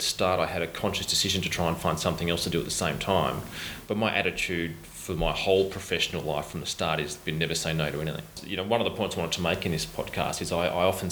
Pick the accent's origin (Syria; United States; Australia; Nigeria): Australia; Bowral, New South Wales; moved away; also born or lived in Moss Vale; I grew up in the country